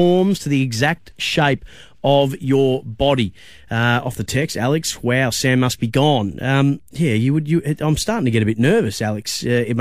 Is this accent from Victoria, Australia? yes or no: yes; Bendigo, Victoria, Australia; in Bendigo, my hometown